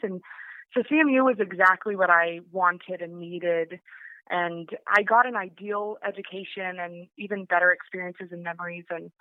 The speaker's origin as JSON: {"language": "English", "town": "Johnstown", "region": "Colorado", "country": "United States", "tie": "born or raised there", "said": "I was born and raised in Johnstown, Colorado, which is over in the Front Range"}